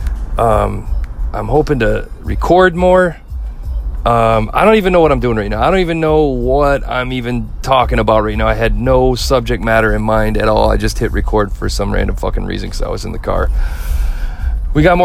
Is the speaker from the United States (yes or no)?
yes; Midwest, United States; I'm from the Midwest and we're fair to everybody.